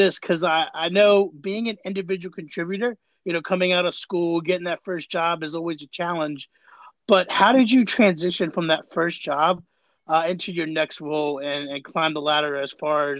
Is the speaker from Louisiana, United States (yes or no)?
no; Florida, United States; now in DMV area, United States; I'm originally from Florida